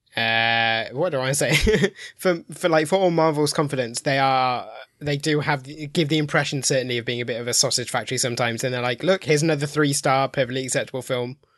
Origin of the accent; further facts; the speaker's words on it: Midlands, United Kingdom; now in Milton Keynes, United Kingdom; I live in Milton Keynes, but I'm from the Midlands.